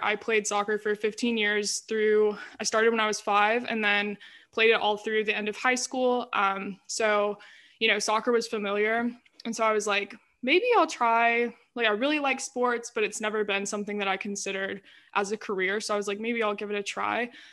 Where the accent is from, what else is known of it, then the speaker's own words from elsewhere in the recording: Greenville, United States; I'm from Greenville, stayed in Greenville for college, so been here all my life